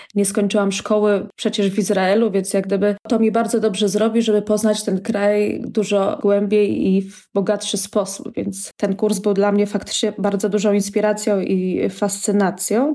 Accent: Warsaw, Masovian Voivodeship, Poland; moved away as an adult; now in Israel; jestem z Warszawy i całe życie właśnie spędziłam w mieście

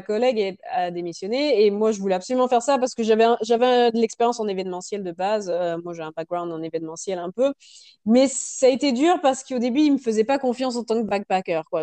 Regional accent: France; moved away as an adult; also born or lived in Canada; now in Australia; ça fait 11 ans que j'ai quitté la France

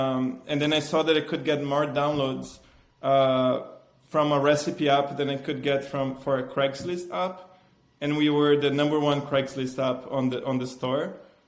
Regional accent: Italy; I'm passionate about food. I came from Italy.

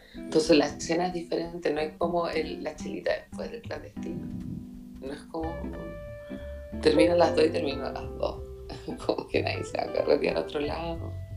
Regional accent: Chile

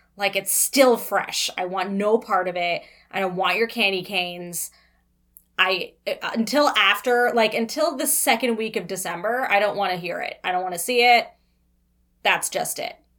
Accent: Toronto, Ontario, Canada; born and raised in Toronto

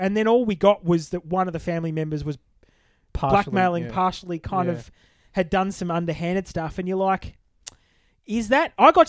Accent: Connecticut, United States; I'm from Connecticut

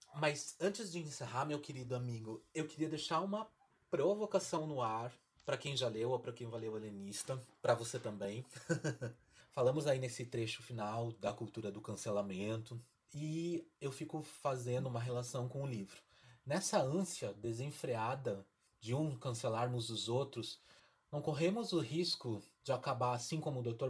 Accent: Brazil

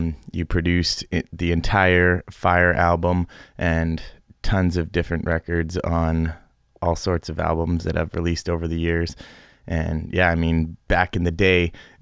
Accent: Guelph, Ontario, Canada; my hometown of Guelph

